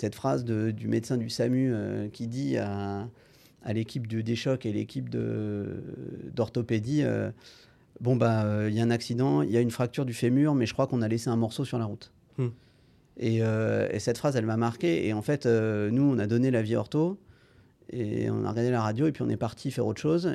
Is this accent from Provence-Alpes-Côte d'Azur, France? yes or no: no; Rennes, Brittany, France; moved away as an adult; now in Angers, France; je viens de Rennes, j'ai fait donc mon lycée à Rennes